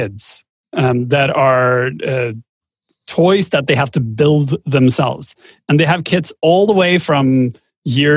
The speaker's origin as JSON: {"language": "English", "country": "Norway", "said": "I come from Norway."}